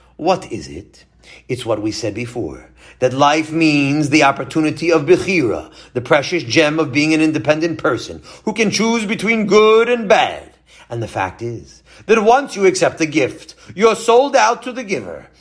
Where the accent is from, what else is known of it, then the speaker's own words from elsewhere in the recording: Baltimore, Maryland, United States; I was born in America, but I was in the company of European Jews. Baltimore was almost all European Jews then